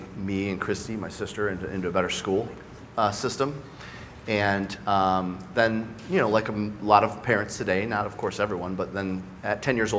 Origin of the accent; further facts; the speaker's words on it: Michigan, United States; also born or lived in Westland, Michigan / Livonia, Michigan / Belleville, Michigan / Novi, Michigan; I started in a town called Westland, Michigan. Then I went to elementary school in Livonia, Michigan. I went to middle school in a town called Belleville, Michigan, and graduated from Novi High School.